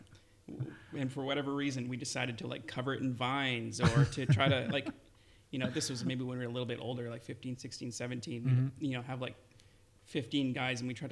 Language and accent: English; Burnaby, British Columbia, Canada; I grew up in Burnaby